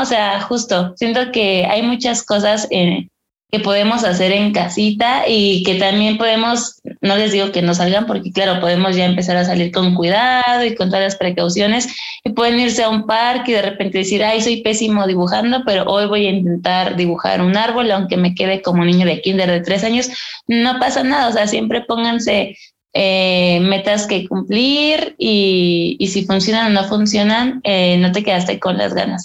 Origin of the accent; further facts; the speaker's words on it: Ixtapaluca, State of Mexico, Mexico; now in Mexico City, Mexico; yo soy del Estado de México, por ejemplo, en un lugar que se llama Extapaluca.